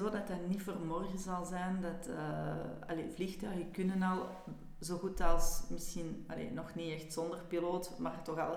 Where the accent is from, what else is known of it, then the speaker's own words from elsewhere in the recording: Schoten, Flanders, Belgium; ik ben oorspronkelijk van Schoten.